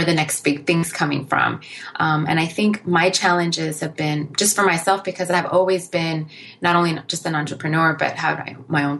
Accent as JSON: {"language": "English", "town": "Inglewood", "region": "California", "country": "United States", "tie": "born or raised there", "said": "I come from a family of immigrants, myself being one, but my parents left during a civil war, and growing up in Inglewood"}